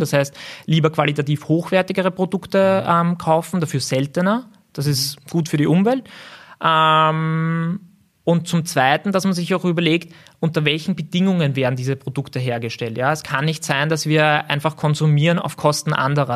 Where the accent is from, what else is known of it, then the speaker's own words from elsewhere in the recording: Gersdorf, Austria; ich bin in Gersdorf aufgewachsen